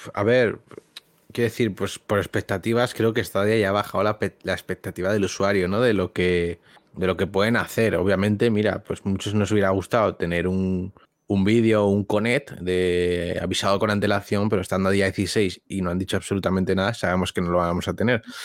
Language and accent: Spanish; Spain; los que somos de España o hispanohablantes